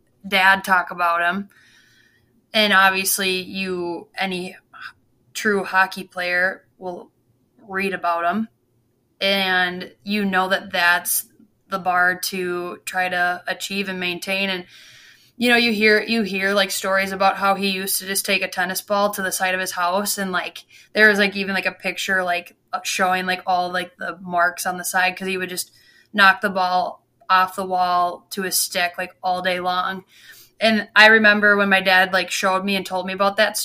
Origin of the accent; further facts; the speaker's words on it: Edina, Minnesota, United States; I am born and raised in Edina, Minnesota